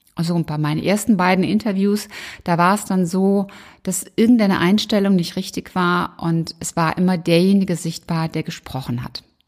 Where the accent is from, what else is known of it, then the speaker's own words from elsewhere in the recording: Rhineland, Germany; accent: rheinischer Dialekt / rheinischer Singsang; So ab und an schlagen meine rheinischen Wurzeln durch.